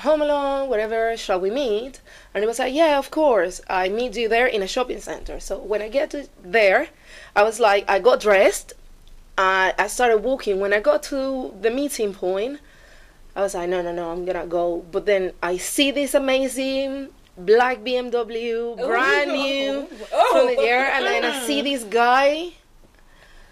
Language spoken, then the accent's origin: English; Venezuela; moved away; I'm from Venezuela